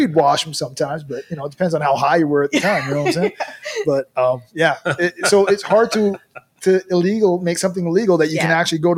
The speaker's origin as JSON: {"language": "English", "town": "Surrey", "region": "British Columbia", "country": "Canada", "tie": "born or raised there", "also_born_or_lived": "England", "said": "I was actually born in England. Really? And I grew up in Vancouver, Surrey area and stuff."}